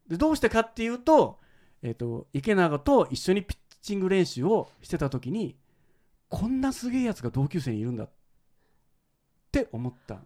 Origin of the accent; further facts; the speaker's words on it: Shimonoseki, Yamaguchi, Japan; 下関市というところの生まれて育ったんですけど